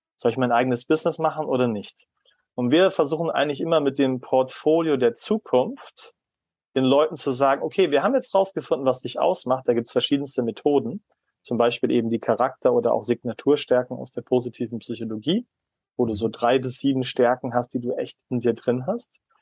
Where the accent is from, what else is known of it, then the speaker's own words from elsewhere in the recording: Germany; als Deutscher